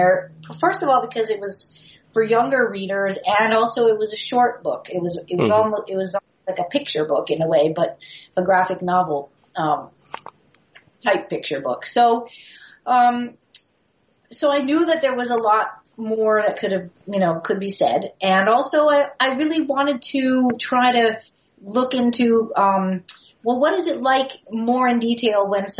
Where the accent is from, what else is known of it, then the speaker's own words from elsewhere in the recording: New York, United States; a girl growing up in New York at the time doing ballet